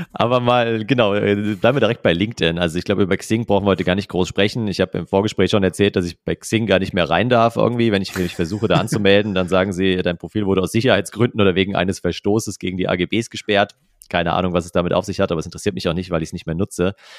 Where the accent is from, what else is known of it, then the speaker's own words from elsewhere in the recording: near Frankfurt, Hesse, Germany; ich komme ja auch aus Hessen eben, aus äh, Nähe von Frankfurt.